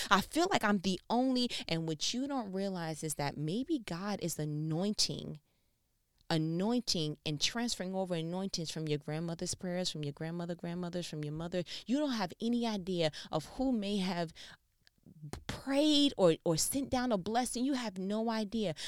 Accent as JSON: {"language": "English", "region": "New York", "country": "United States", "said": "I'm from New York."}